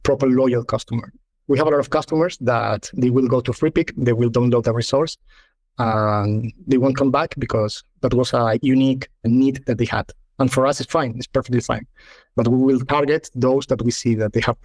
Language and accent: English; Malaga, Andalusia, Spain; moved away as an adult; also born or lived in London / Madrid; come back to Malaga, my hometown